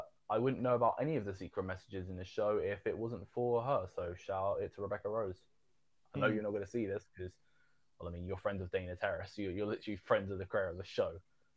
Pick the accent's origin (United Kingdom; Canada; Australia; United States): United Kingdom; I'm fucking British.